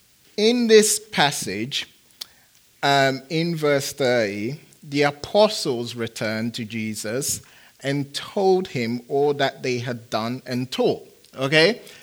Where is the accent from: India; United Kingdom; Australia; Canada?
United Kingdom; England; also born or lived in Phoenix, United States; I'm a big soccer fan. I am, because I'm from England.